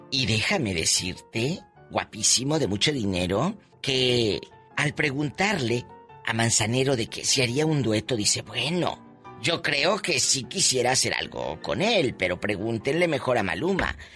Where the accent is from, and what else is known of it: Mexico